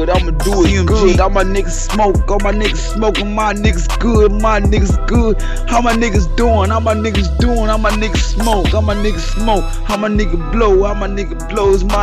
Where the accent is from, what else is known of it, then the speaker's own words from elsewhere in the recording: Tennessee, United States; I come from Tennessee.